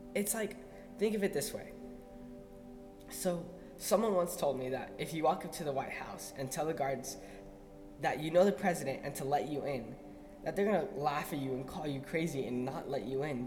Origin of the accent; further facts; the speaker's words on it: El Paso, Texas, United States; moved away as an adult; now in Arizona, United States; I grew up in El Paso, Texas, but I'm here now